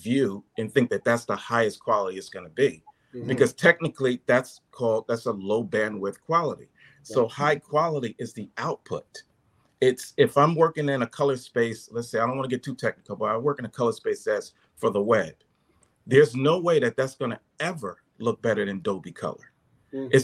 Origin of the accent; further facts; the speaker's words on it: New Jersey, United States; I'm from Jersey